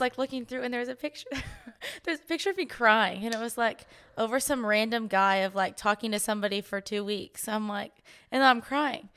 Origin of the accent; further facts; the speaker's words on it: Austin, Texas, United States; I'm from Austin